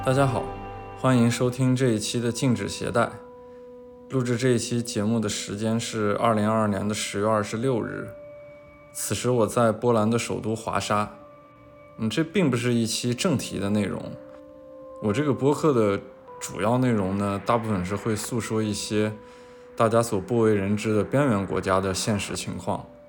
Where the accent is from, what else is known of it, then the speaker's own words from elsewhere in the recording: Shanxi, China; moved away; 我老家是山西， 然后我们山西其实有非常多的文物